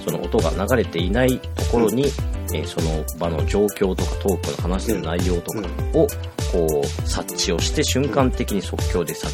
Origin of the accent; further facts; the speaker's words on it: Niigata, Japan; now in Kumamoto, Japan; 出身は新潟です